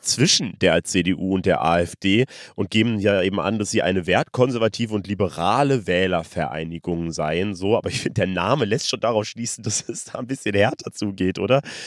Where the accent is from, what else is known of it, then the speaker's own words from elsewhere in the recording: Germany; ich komme aus Deutschland